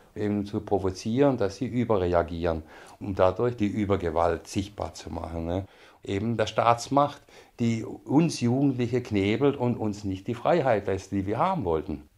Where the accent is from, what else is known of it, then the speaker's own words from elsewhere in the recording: Stuttgart, Baden-Württemberg, Germany; moved away as an adult; also born or lived in Berlin; ich bin in Stuttgart geboren am Ende des Krieges 1944